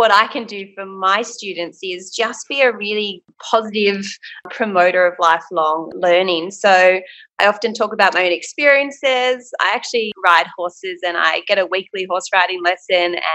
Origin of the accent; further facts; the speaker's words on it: Port Macquarie, New South Wales, Australia; Port Macquarie.